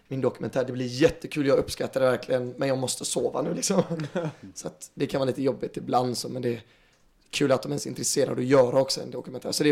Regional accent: Stockholm, Stockholm County, Sweden; born there; förlåt att vi är födda i Stockholm, att vi bor i storstaden och huvudstaden.

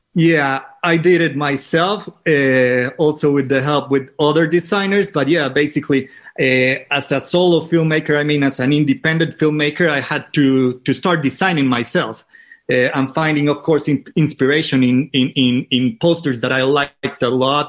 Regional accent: Manizales, Caldas, Colombia; English is a second language; also born or lived in San Francisco; my hometown is called Manizales

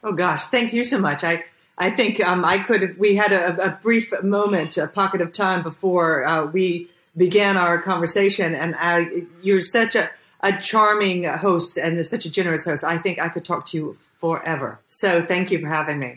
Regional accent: Jacksonville, Florida, United States; moved away as an adult; now in Budapest, Hungary; I'm from Jacksonville, Florida

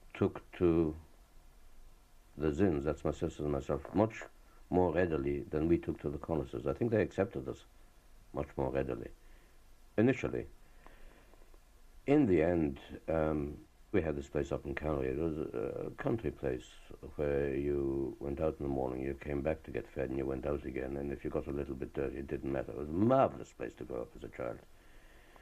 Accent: Ireland; also born or lived in Czechoslovakia; I was brought up in Ireland. I was educated in Ireland.

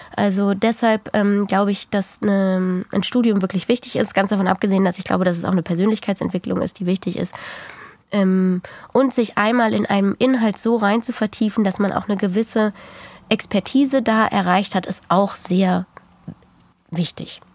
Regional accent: Germany; bei uns in Deutschland

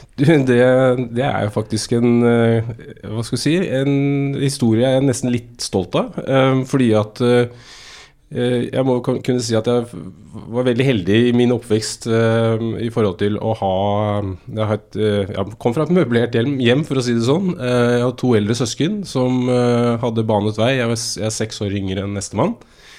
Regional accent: Asker, Akershus, Norway; jeg er født og oppvokst i Asker

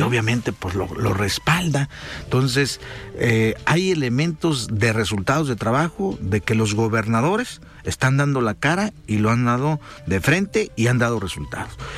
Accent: southern Jalisco, Mexico; De donde somos orgullosamente, ¿verdad? El sur de Jalisco

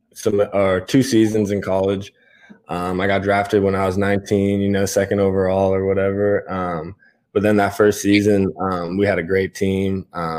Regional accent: Boston, Massachusetts, United States; moved away as an adult; also born or lived in Syracuse, New York; now in Atlanta, United States; coming up, you know, from up north, up in Boston, I was at Syracuse for college.

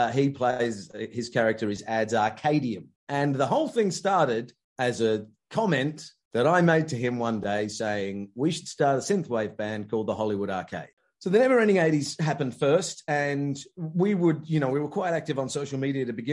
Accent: Richmond, London, United Kingdom; I was born in Richmond, Surrey

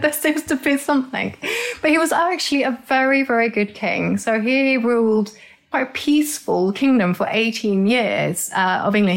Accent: Norway; moved away; I grew up in Norway, so my teeth reflect the fact that I grew up in a cold climate with very old geology

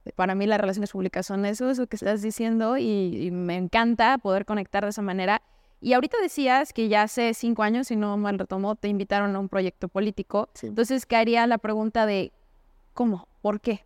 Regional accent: Mexico; como mexicanos

